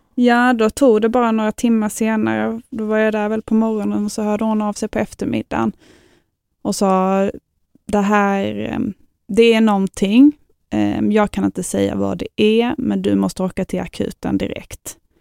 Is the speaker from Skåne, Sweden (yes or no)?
yes; Lund, Skåne, Sweden; Jag bor här i Lund och jag är från Lund